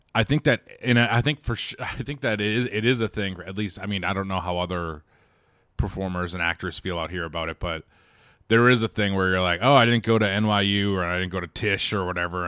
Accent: Quincy, Massachusetts, United States; as a kid in, in Quincy, Massachusetts

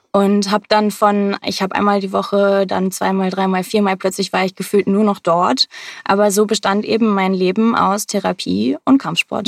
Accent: Hamburg, Germany; aus Hamburg. Ich bin auch hier geboren, ähm, habe fast mein ganzes Leben lang hier gelebt

